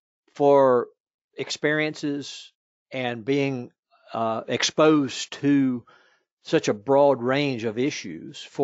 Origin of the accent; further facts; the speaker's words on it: Virginia, United States; my home state of Virginia